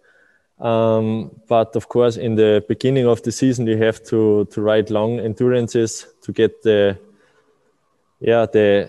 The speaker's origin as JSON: {"language": "English", "country": "Austria", "also_born_or_lived": "Kuchl, Salzburg", "said": "I'm from Austria. I'm living in Salzburg in Kuchl"}